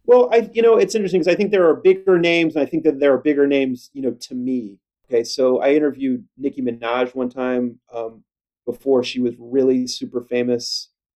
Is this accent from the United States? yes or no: yes; Kansas City, United States; I grew up in Kansas City